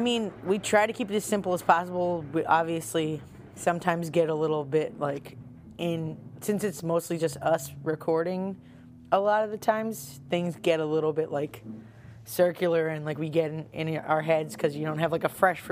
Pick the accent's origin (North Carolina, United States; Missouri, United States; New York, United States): New York, United States; Long Island; moved away as an adult; also born or lived in Purchase, New York / Brooklyn, United States; now in Philadelphia, United States; I'm from Long Island.